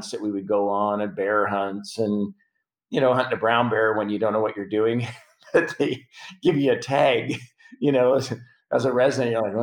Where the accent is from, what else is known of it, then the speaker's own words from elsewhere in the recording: Prince Albert, Saskatchewan, Canada; moved away; I'm from Prince Albert, mm-hmm. Saskatchewan